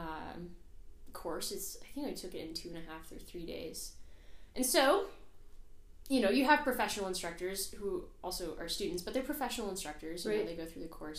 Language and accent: English; Austin, Texas, United States; moved away as an adult; also born or lived in Wyoming; born and raised in Austin, Texas.